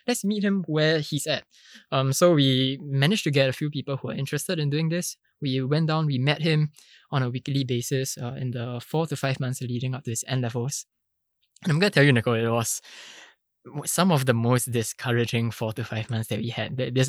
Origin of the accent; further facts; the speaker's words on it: Singapore; for most of us, sitting for your national examinations is pretty much the water that we swim in as Singaporean students, right?